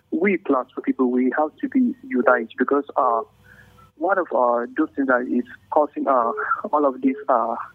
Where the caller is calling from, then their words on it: Jos, Plateau, Nigeria; I'm calling from Jos.